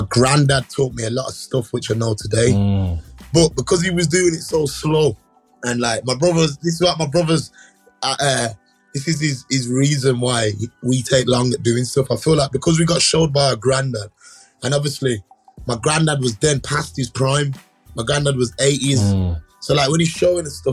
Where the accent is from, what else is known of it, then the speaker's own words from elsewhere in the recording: Birmingham, West Midlands, United Kingdom; I grew up in an area called Erdington